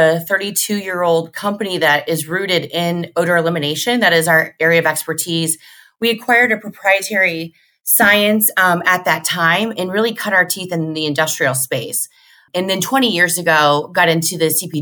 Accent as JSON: {"language": "English", "region": "Central Illinois", "country": "United States", "said": "I'm from Central Illinois"}